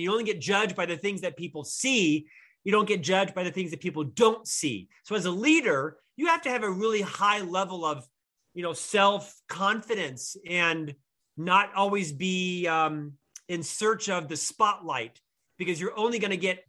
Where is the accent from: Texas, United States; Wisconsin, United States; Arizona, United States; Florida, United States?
Florida, United States; Orlando; moved away as an adult; also born or lived in Provo, Utah; now in Salt Lake City, United States; I'm from Florida, originally Orlando, Florida